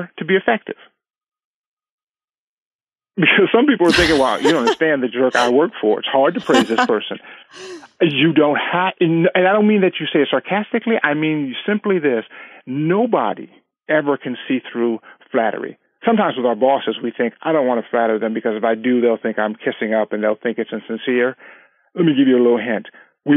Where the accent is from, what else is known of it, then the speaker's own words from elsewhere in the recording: California, United States; we've been married 19 years, and we're from California